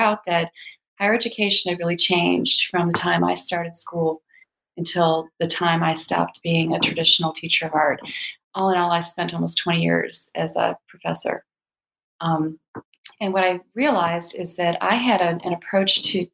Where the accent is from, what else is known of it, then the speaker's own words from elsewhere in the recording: Chicago, Illinois, United States; I grew up in the Chicago area